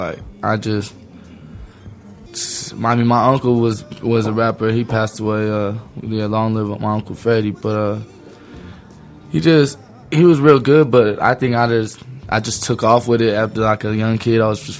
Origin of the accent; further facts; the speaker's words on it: Denver, Colorado, United States; Back where I'm from Denver, Colorado. Growing up, I had the nickname …